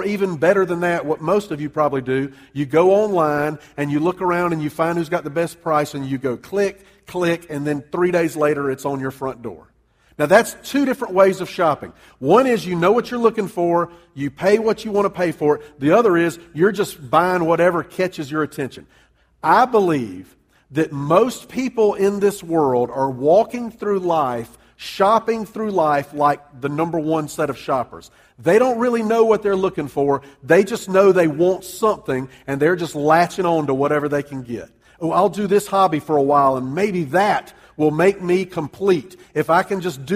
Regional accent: Columbia, South Carolina, United States; moved away as an adult; also born or lived in Charleston, South Carolina / New Orleans, Louisiana; now in Greenville County, South Carolina, United States; I grew up in Columbia. Went to school down in Charleston

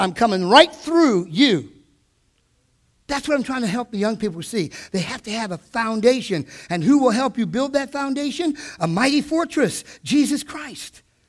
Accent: the South, United States; This is the way we were raised in the South.

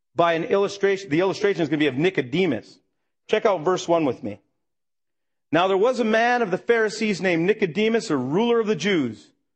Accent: Minnesota, United States; I grew up in Minnesota

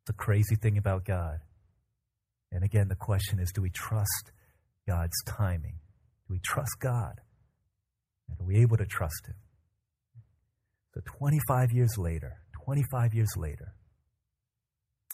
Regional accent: United States; we as American people

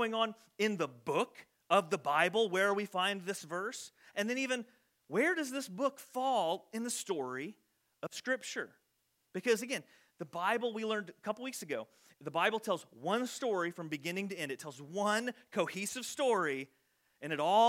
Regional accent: Loami, Illinois, United States; we would say, Illinois

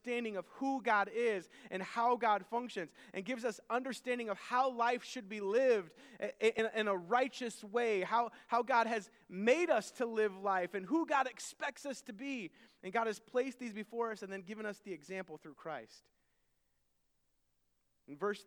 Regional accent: United States; I can't go anywhere without people knowing that I am American. My appearance screams American.

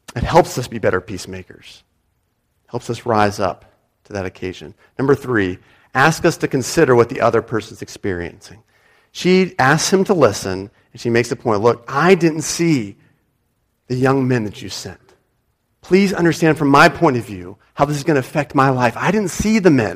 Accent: United States; moved away; as an American

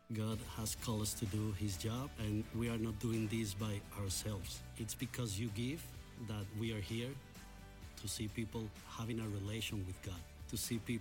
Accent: Venezuela; moved away as an adult; now in Toronto, Canada; I'm from Venezuela, being from the north of South America

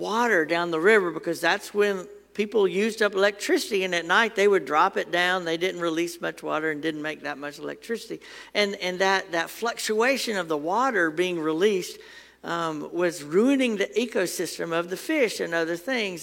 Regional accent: Huntsville, Alabama, United States; I grew up in Huntsville, and on Governor's Drive, there's a big old church

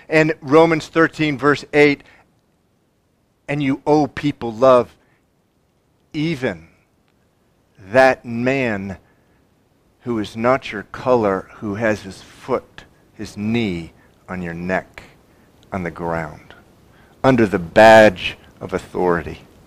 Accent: United States; I'm a Christian first and an American second.

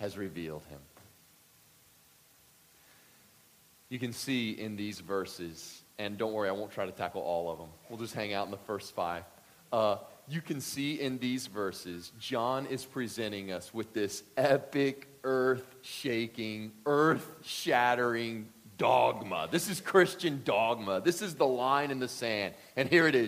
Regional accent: Deep South, United States; grew up in the Deep South

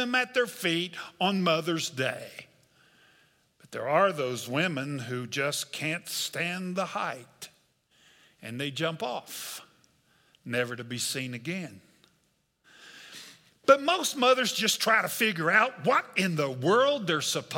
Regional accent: West Virginia, United States; I'm a Methodist from West Virginia

